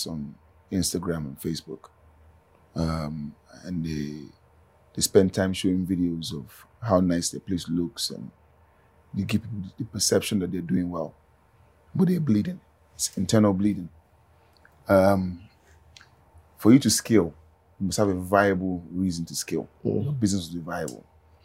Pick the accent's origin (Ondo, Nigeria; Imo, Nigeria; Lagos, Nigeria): Ondo, Nigeria; I'm from Ondo, right? I do a lot of things in Ondo that impact people